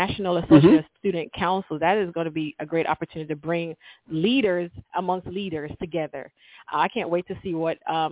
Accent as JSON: {"language": "English", "town": "Kingston", "country": "Jamaica", "tie": "born or raised there", "moved": "as an adult", "lives_now": "Georgia, United States", "said": "I'm from Kingston, Jamaica"}